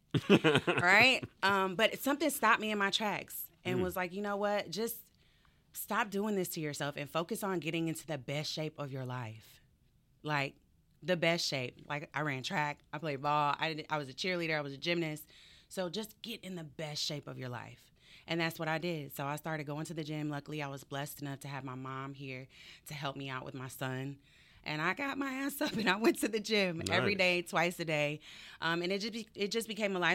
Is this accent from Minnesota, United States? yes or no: no; Henry County, metro Atlanta, Georgia, United States; I grew up in Henry County